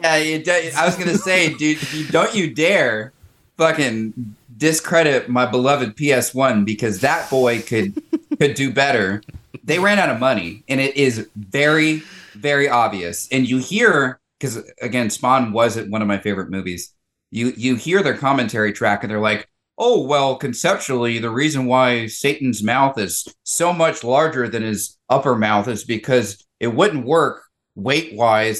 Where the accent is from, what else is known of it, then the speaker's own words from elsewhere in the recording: the South, United States; growing up in the South